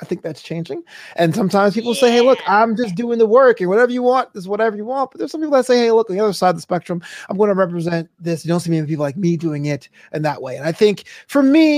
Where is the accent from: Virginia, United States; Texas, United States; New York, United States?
New York, United States; Brooklyn; now in Los Angeles, United States; I'm from Brooklyn originally, but I'm LA based